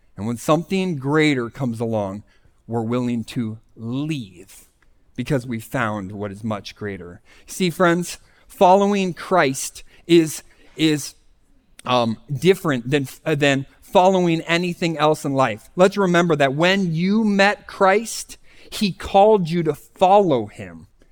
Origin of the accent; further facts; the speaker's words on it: Scranton, Pennsylvania, United States; I was from the Scranton, Pennsylvania area